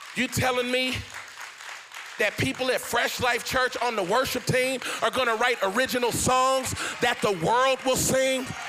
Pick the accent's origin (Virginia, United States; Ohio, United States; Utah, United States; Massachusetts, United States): Ohio, United States; Cincinnati; I grew up in Cincinnati, Ohio.